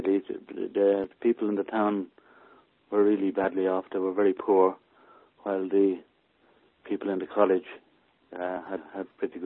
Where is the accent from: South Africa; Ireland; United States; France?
Ireland; Maynooth, County Kildare; accent: country accent; moved away as an adult; now in United Kingdom; We lived in a village called Maynooth, which is quite a big town now.